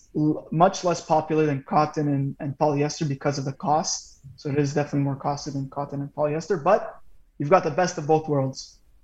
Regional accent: Montreal, Quebec, Canada; We're from Montreal. We're all born and bred Montreal.

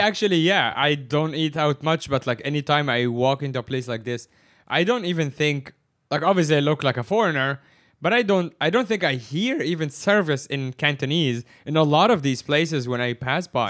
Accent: Egypt; now in Hong Kong; I am from Egypt, which is the Middle East

